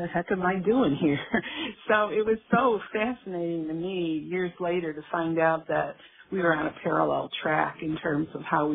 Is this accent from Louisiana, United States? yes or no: no; Chicago, Illinois, United States; the neighborhood that I grew up in Chicago